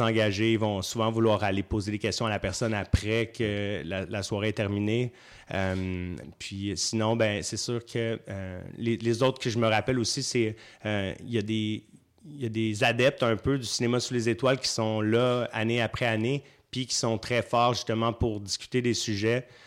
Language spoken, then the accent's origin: French; Saint-Hyacinthe, Quebec, Canada; moved away; je viens à la base, je viens de Saint-Hyacinthe, ça fait longtemps que je suis plus là-bas